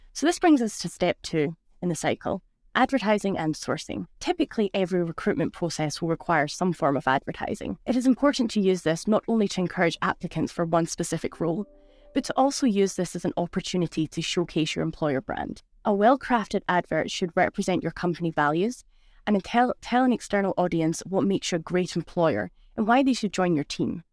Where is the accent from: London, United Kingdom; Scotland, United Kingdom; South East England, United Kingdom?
Scotland, United Kingdom; moved away as an adult; now in Switzerland; I'm originally from Scotland, so from the Monroe, North Scotland